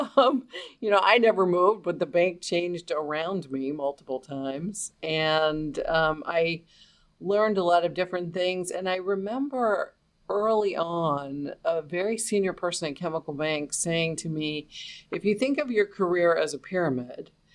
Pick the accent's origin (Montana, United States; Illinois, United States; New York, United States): New York, United States; New York City; I grew up in New York City